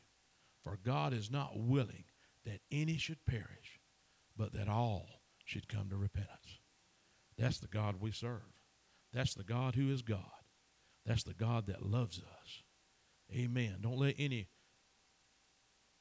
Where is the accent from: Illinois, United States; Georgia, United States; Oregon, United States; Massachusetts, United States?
Georgia, United States; Chattooga County; I am born and raised in Chattanooga County